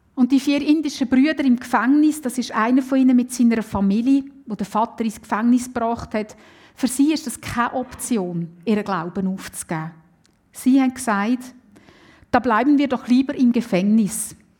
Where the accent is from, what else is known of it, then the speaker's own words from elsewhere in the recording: Switzerland; bei uns in der Schweiz